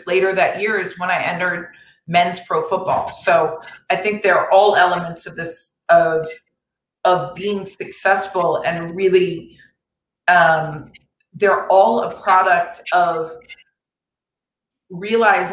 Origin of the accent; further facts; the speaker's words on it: Florida, United States; now in Los Angeles, United States; my home state of Florida